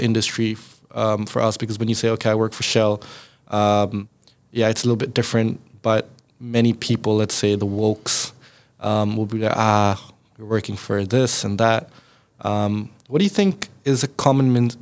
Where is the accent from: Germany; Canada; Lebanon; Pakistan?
Pakistan; now in Netherlands; I come from Pakistan